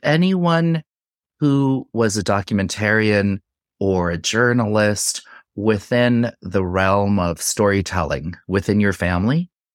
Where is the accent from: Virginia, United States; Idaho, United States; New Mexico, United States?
New Mexico, United States; Santa Fe; I grew up in Santa Fe, New Mexico